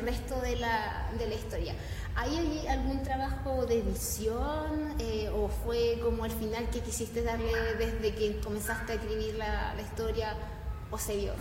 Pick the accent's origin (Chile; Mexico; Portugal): Chile; nosotros como chilenos